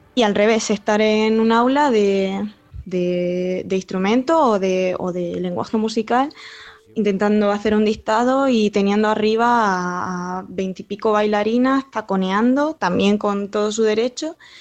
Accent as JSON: {"language": "Spanish", "town": "Almería", "region": "Andalusia", "country": "Spain", "moved": "yes"}